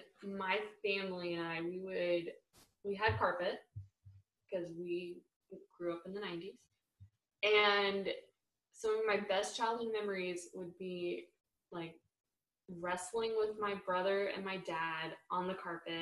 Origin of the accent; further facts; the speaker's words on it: Dallas, Texas, United States; I grew up in Texas